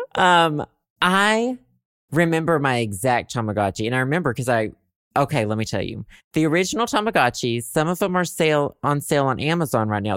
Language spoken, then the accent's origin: English; Arkansas, United States; now in Chicago, United States; I am from Arkansas.